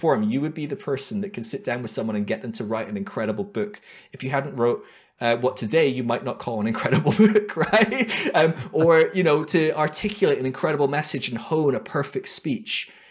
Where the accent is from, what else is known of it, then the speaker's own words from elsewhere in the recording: United Kingdom; moved away; also born or lived in United States; being a Brit in a alt-right wing charismatic church in America